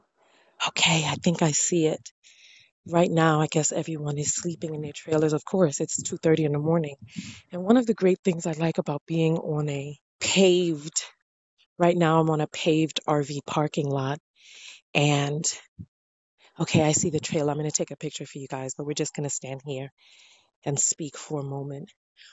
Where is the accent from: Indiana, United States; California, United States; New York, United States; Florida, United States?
New York, United States; New York City; I'm from New York City